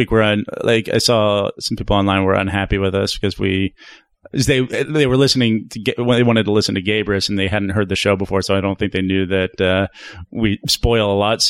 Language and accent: English; Kansas City, United States; The newspaper I grew up with in Kansas City